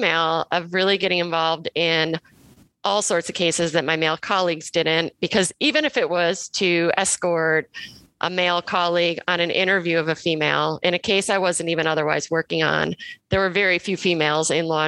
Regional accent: Cleveland, Ohio, United States; moved away as an adult; also born or lived in Milwaukee / New York City; now in Chicago, United States; I'm from the Midwest. I'm from Cleveland.

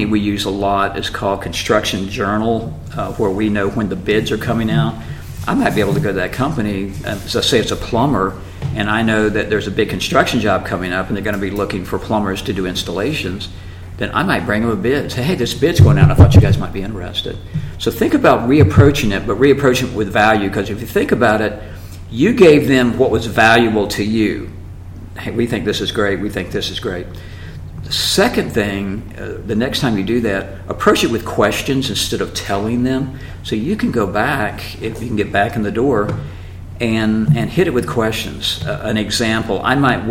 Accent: Jacksonville, Florida, United States; I had a dealership in my hometown, Jacksonville, Florida

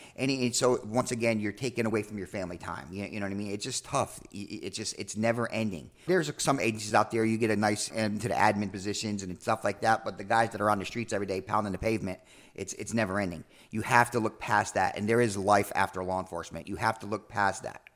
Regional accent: New York, United States; moved away as an adult; also born or lived in Atlanta; I'm from New York

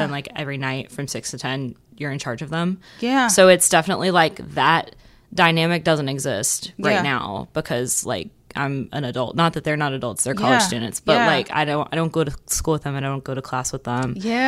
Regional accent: Port Neches, Texas, United States; I'm from Port Neches.

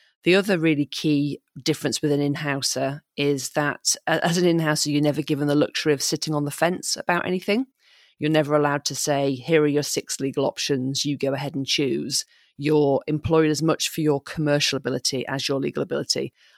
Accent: Yorkshire and the Humber, United Kingdom; also born or lived in Bahamas; I was born in Yorkshire. My dad then managed to wangle a teaching job in the Bahamas. So we moved there when I was 6 weeks old. We lived there till I was eight. I'm not sure where the decision process went, but we decided to move back to Yorkshire.

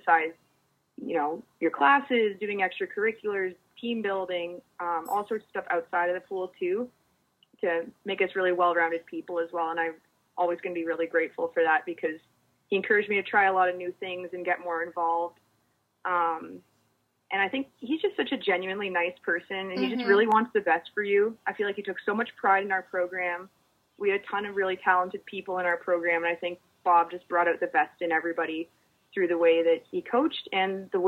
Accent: Canada; moved away as an adult; I'm from Canada and it was my first time living outside of my country.

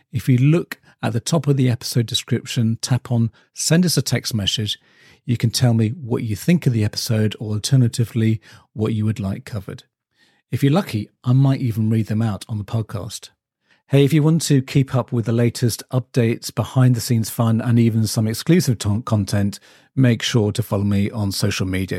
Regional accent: England, United Kingdom; us in the English community

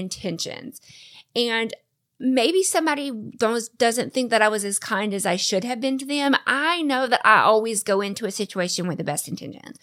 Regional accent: the South, United States; I'm born and raised in the South

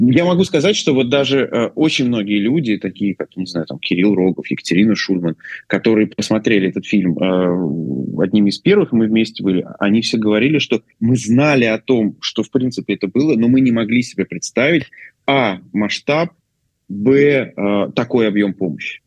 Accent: Orenburg, Orenburg Oblast, Russia; я из Оренбурга

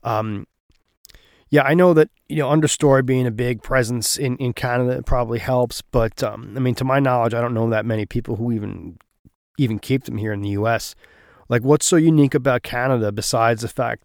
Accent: United States; as an American

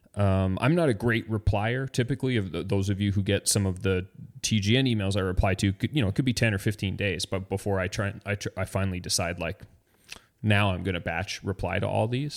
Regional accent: Canada; I'm Canadian

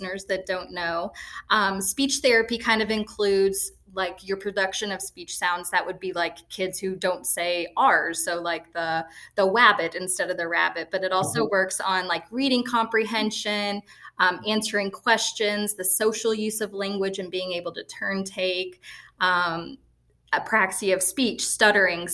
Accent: Lewisport, Kentucky, United States; now in Florida, United States; growing up in small town Kentucky, I grew up in Lewisport

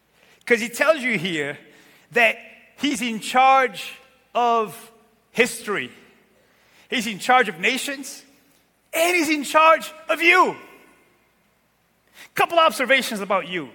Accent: Santiago, Cape Verde; moved away; I was born in Cape Verde, west coast of Africa, in a little tiny island named Santiago

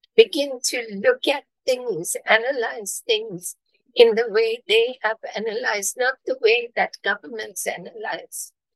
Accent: Durban, KwaZulu-Natal, South Africa; I am from South Africa, I was born in Durban, South Africa, and I live here.

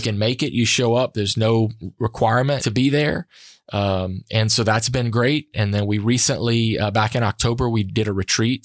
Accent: Sunset, Louisiana, United States; I grew up in Acadiana

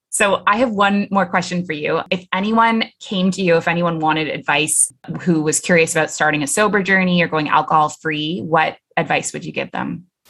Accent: Toronto, Ontario, Canada; moved away as an adult; now in Middle East; I'm originally from Toronto

